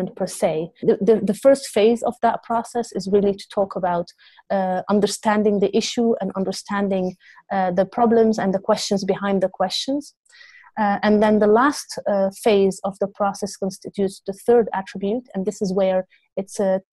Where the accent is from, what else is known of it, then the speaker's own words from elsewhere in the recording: Beirut, Beirut Governorate, Lebanon; now in Amsterdam, Netherlands; I grew up in Lebanon, in Beirut, during the war years.